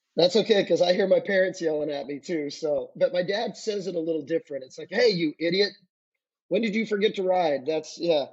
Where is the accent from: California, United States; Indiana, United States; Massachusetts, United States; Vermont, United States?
California, United States; Santa Ynez; the area where I grew up in San Ynez, Santa Barbara County